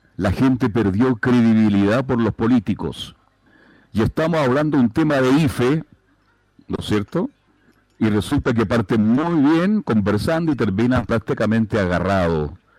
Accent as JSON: {"language": "Spanish", "country": "Chile", "said": "soy un profesional serio, responsable y muy exitoso en mi país durante muchos años"}